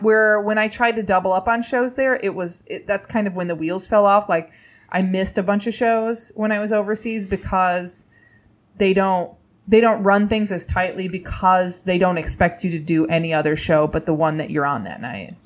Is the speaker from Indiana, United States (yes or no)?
yes; Indiana, United States; I grew up in Indiana.